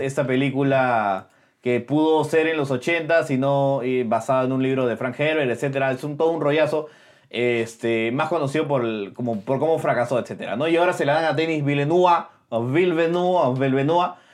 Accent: Peru; como peruanos

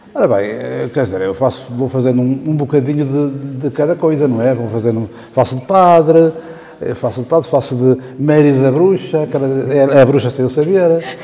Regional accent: Portugal; now in Lordelo, Portugal; Já fazia teatro antes de vir para Lordelo, quando sou de Lordelo sou de Nova. E já em Vilanova fazia teatro, desde os meus, desde os meus 13, 14 anos

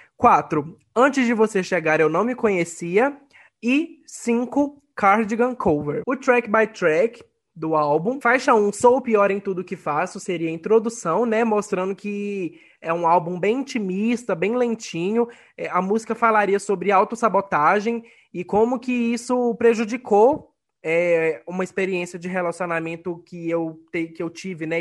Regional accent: Ponte Nova, Minas Gerais, Brazil; o Real Hotel Glória, da minha cidade natal, em Ponte Nova

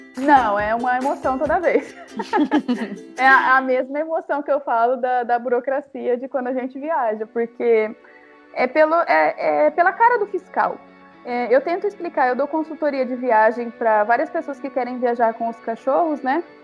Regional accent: Cuiabá, Mato Grosso, Brazil; a gente é de Cuiabá

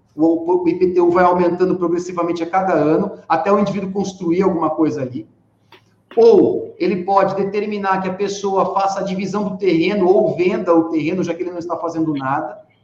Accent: Rio Claro, São Paulo, Brazil; eu sou de Rio Claro, minha cidade natal é Rio Claro

